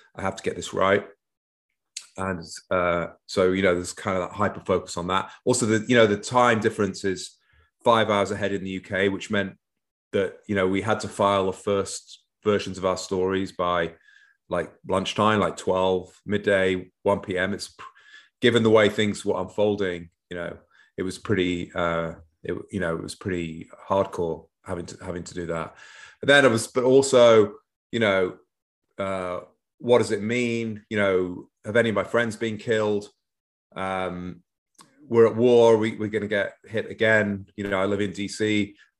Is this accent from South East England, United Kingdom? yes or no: no; Manchester, North West England, United Kingdom; moved away as an adult; now in Northern Virginia, United States; grew up in Manchester, northwest of England, mostly